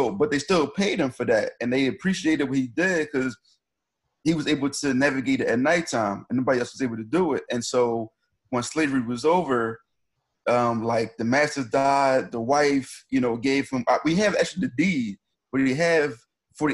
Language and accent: English; Philadelphia, Pennsylvania, United States; I'm from Philly. I'm from, they used to call it the bottom. Now the lines kind of move. So I'm from 33rd and Hamilton, right? So growing up, my block was dilapidated